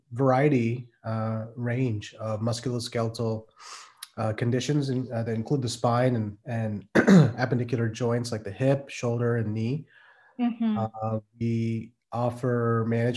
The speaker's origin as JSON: {"language": "English", "region": "Midwest", "country": "United States", "tie": "born or raised there", "also_born_or_lived": "Pennsylvania", "moved": "as an adult", "lives_now": "Maryland, United States", "said": "I'm from the Midwest, raised and lived there for over 30 years."}